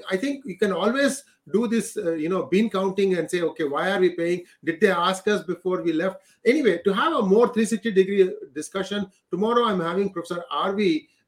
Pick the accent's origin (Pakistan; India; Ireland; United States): India; We never really had that being Indian, that national identity that's slowly being built.